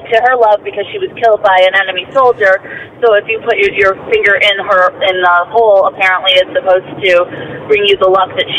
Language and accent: English; Scottsville, near Mumford, New York, United States; I grew up in Scottsdale.